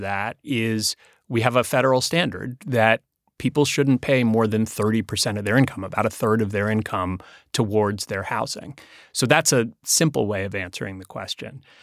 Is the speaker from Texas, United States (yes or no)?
no; New York City, New York, United States; I grew up here in New York City